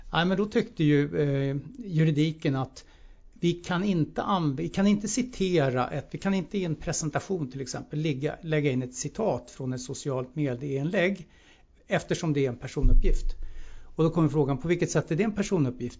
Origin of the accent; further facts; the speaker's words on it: Sweden; vi som svenskar